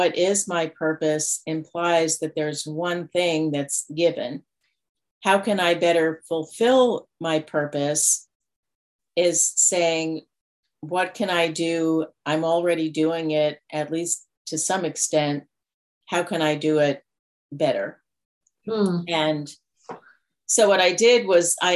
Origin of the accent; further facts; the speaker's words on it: New York, United States; moved away; also born or lived in Denver, Colorado / Colorado; I was born in Denver, but didn't grow up there. My family moved when I was 2 to New York. So that's where I grew up.